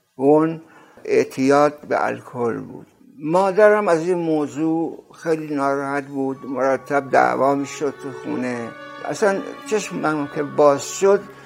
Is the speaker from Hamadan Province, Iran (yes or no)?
no; Rasht, Gilan, Iran; moved away; also born or lived in Tehran / New York; در سال 1318 در رشت به دنیا اومدم یک شب برفی بود